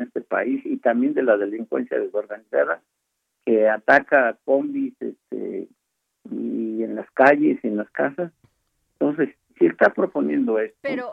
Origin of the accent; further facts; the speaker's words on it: State of Mexico, Mexico; Yo soy del Estado de México uno de los estados donde hay mayor delincuencia